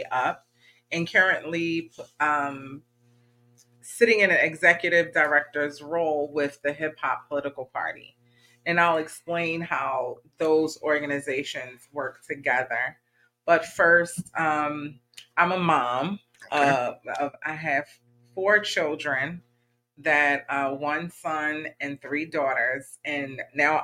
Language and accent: English; Baltimore, Maryland, United States; Baltimore, Maryland, which is my hometown